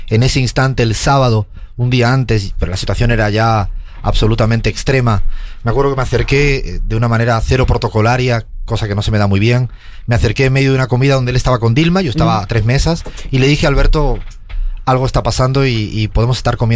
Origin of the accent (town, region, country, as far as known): Spain; moved away